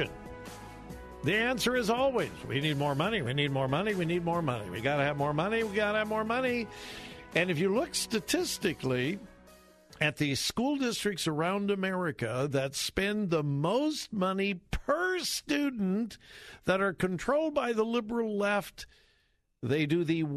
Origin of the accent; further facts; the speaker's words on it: Los Angeles, California, United States; moved away; I'm from the LA area. That's my hometown. That's where I grew up. Haven't lived there for years, but that's my hometown.